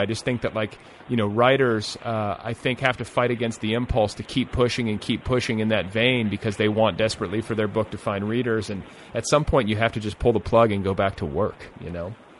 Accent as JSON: {"language": "English", "region": "Indiana", "country": "United States", "also_born_or_lived": "Colorado", "moved": "as an adult", "said": "I was from Indiana"}